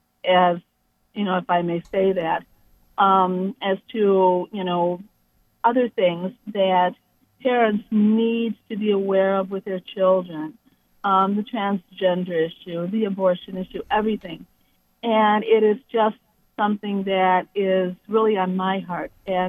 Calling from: Cleveland, Ohio, United States; Today, I'm calling from Cleveland, Ohio.

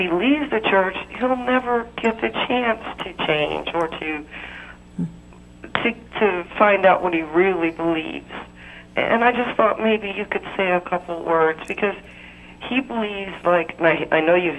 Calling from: Florida, United States

